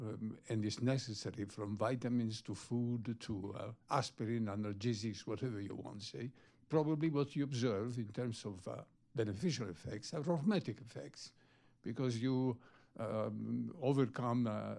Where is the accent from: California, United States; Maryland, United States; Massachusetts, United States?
Maryland, United States; Bethesda; from Bethesda.